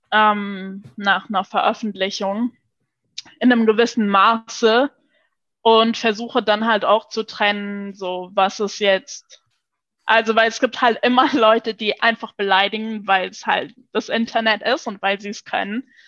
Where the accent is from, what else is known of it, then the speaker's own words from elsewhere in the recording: Luxembourg; first language Luxembourgish; German is a second language; Ich äh, bin ja in Luxemburg geboren und aufgewachsen auch. Und, äh, und in Luxemburg äh, wächst man halt multilingual auf.